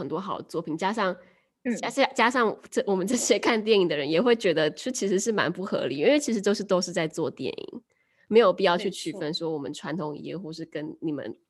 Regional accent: Taipei, Taiwan; 像我们台北这边

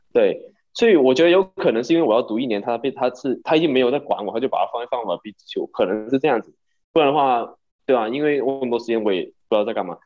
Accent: Hong Kong; moved away as an adult; also born or lived in San Diego; now in New York, United States; 我是香港人，然后现在是在纽约上大学三年级

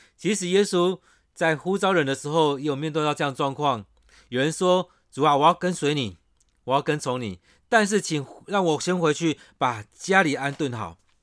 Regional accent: Taiwan; 我们台湾人

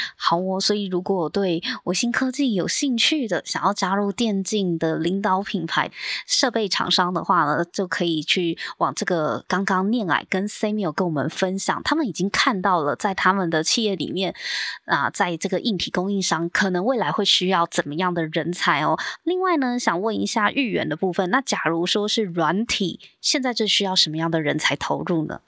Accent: Taiwan; 我们台湾

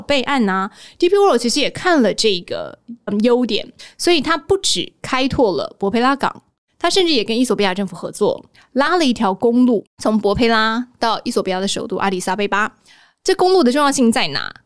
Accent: Taiwan; 来自于蔬果天堂的台湾的我

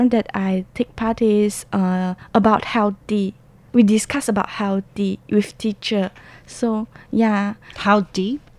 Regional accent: Malaysia; because I'm from Malaysia, mm -hmm. so I have learned Malay

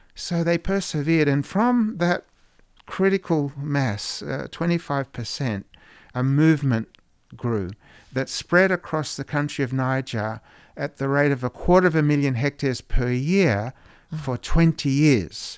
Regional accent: Australia; moved away; Growing up in Australia

